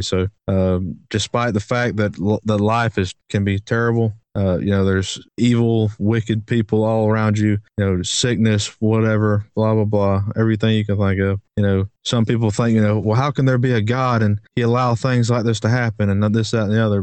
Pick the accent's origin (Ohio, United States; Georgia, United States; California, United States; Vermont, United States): Georgia, United States; Brunswick; we grew up in Brunswick, which is Brunswick, Georgia, which is a place